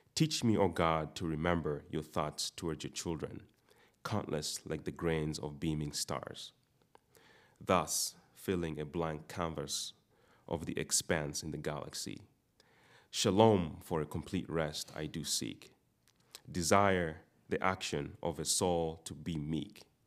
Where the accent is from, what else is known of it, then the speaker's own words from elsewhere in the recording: Uganda; moved away; most of you know I'm not from here. I'm, I'm from Uganda.